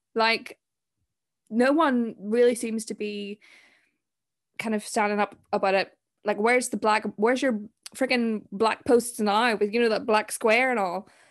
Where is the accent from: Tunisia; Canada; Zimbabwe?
Zimbabwe; I'm from Zim, and there's so much going on there